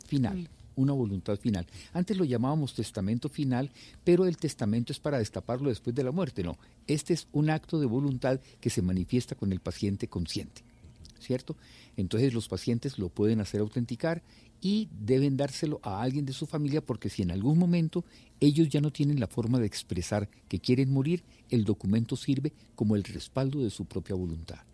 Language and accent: Spanish; Tuluá, Valle del Cauca, Colombia; moved away; Yo vivía en una cuadra de mi, de mi pueblo en Tuluá y nos conocíamos todos los vecinos de esa, de esa cuadrita, ¿cierto? Yo sabía, yo quién vivía al frente, quién vivía al lado, jugaba con los compañeritos de mi edad en esa cuadra